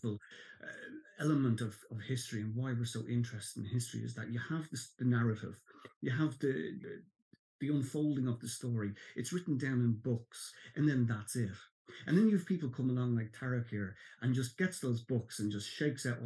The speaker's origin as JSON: {"language": "English", "country": "Ireland"}